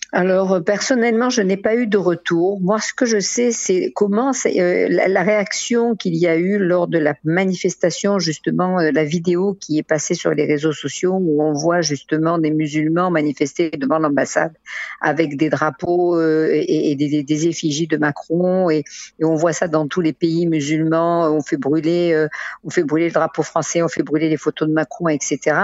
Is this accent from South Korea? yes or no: no; France; now in Israel; on a grandi en France, on a importé avec nous cette, ce, ce respect de l'autre